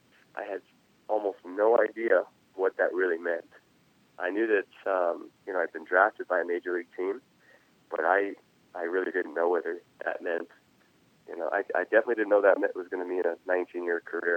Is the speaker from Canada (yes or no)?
yes; Nanaimo, British Columbia, Canada; growing up in Canada, especially at the age where I was